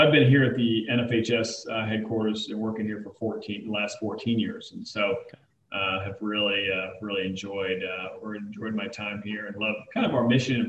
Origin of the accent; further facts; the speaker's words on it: Anchorage, Alaska, United States; moved away; also born or lived in Dayton, Ohio / New Mexico; I grew up in Anchorage, Alaska, and then eventually moved to Dayton, Ohio, military family. And so bounced around a little bit, right before college, moved to New Mexico